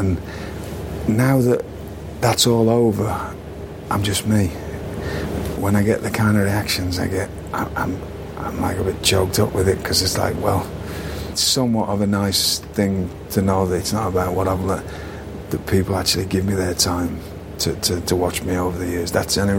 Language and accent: English; United Kingdom; I didn't take myself seriously, which is a quality of being British, right?